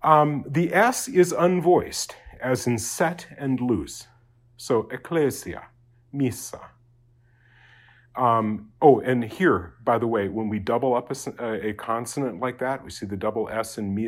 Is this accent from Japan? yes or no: yes; Japan; it's a sound that I grew up in Japan, and you have that tap R in Japanese, and so it's very easy for me to do it.